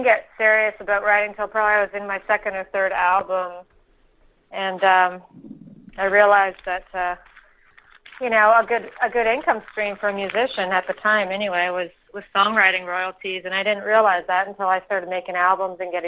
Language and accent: English; Ottawa, Ontario, Canada; moved away as an adult; also born or lived in Austin, Texas; I am from Ottawa. I went out to Texas when I was 21.